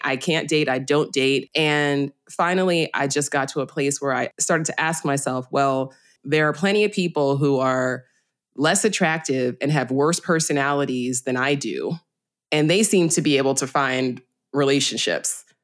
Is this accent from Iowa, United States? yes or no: no; New York City, New York, United States; I'm from the Bronx